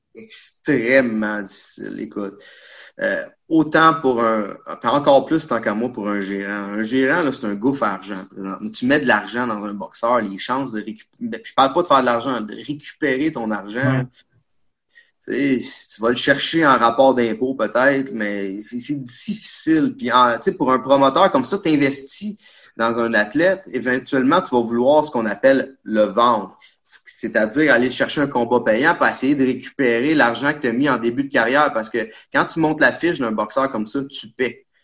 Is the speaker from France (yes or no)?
no; Quebec, Canada; On est des Québécois